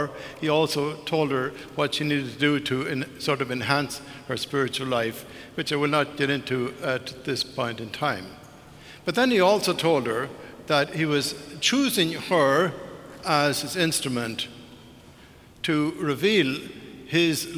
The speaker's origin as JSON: {"language": "English", "country": "Ireland", "tie": "born or raised there", "said": "I was growing up in Ireland, when I was 10, 11, 12 years of age"}